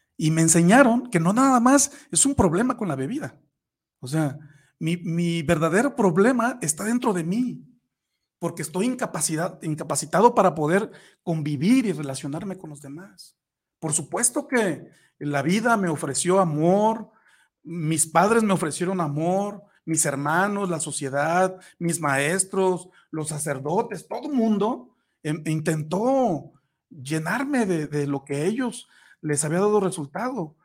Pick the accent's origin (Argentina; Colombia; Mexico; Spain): Mexico; Tepic, Nayarit; yo soy de Nayarit, soy de Tepic, Nayarit